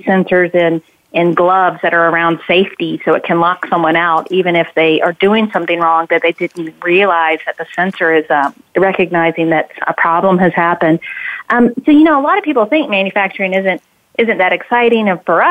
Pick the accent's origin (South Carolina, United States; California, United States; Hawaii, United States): South Carolina, United States; moved away; I'm from South Carolina originally, so I think I have a little bit of NASCAR redneck in me